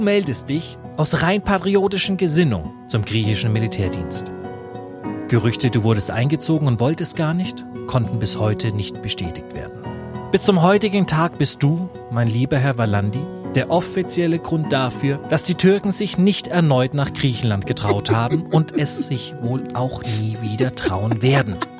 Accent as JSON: {"language": "German", "town": "Nuremberg", "region": "Bavaria", "country": "Germany", "said": "als Nürnberger"}